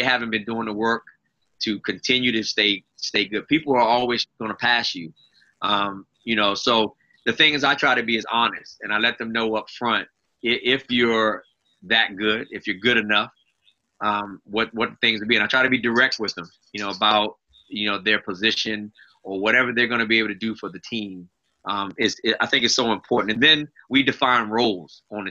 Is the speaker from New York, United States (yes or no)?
no; Arlington, Virginia, United States; I grew up in Arlington, South Arlington